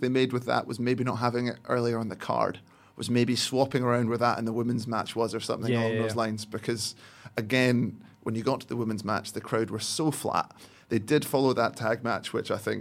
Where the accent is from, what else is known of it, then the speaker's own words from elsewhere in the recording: Teuchter, Scotland, United Kingdom; accent: Teuchter; I just went into my old chukter accent